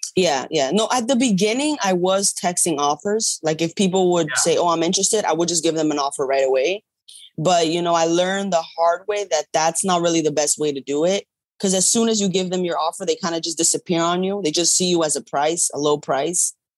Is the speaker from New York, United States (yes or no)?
yes; New York, United States; I'm from New York.